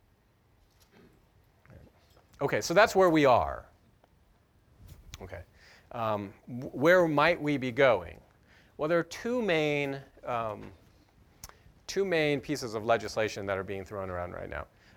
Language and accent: English; Seattle, Washington, United States; moved away; also born or lived in Los Angeles / Boston; I grew up in Seattle, lived in Los Angeles for 10 years, and then moved to Boston